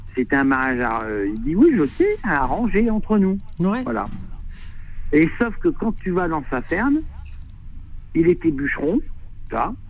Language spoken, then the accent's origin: French; Amiens, Hauts-de-France, France; now in Drôme, France; je suis d'Amiens aussi